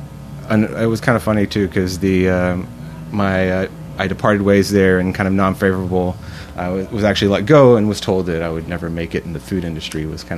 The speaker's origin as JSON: {"language": "English", "country": "Brazil", "tie": "born or raised there", "also_born_or_lived": "Mississippi", "said": "Technically, I was born in Mississippi, but I was raised kind of, for the most part, in Brazil. My parents were missionaries, and so when I was 10, we moved down to Brazil."}